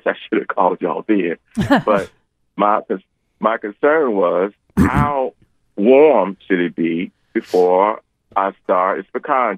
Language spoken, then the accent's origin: English; Chicago, Illinois, United States; moved away; I was born in Chicago. I remember at 5 years old when the snow was over my head